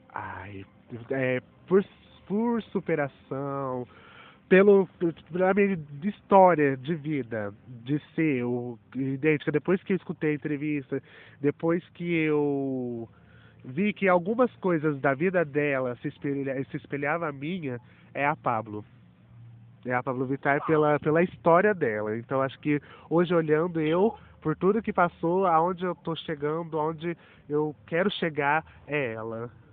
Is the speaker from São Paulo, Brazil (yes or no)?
yes; Batatais, São Paulo, Brazil; sou da cidade de Batatais